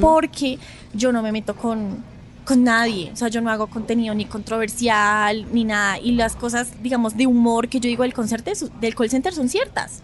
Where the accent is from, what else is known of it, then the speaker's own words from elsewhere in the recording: Bogotá, Colombia; yo no soy de Medellín, yo soy de Bogotá